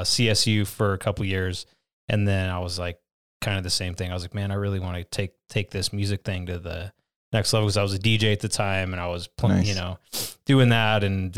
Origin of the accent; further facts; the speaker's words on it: Denver, Colorado, United States; No, I'm from here, actually. Oh, I'm from Denver, Colorado.